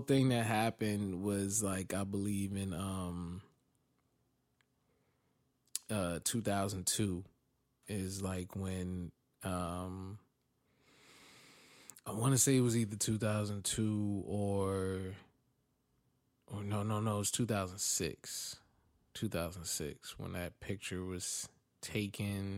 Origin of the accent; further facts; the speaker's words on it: East Orange, New Jersey, United States; I'm from East Orange